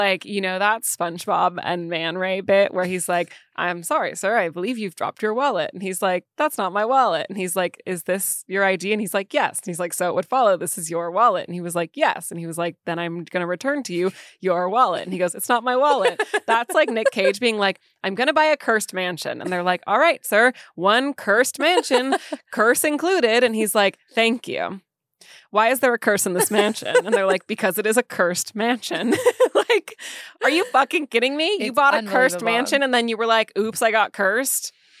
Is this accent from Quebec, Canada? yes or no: yes; Quebec, Canada; I'm from Quebec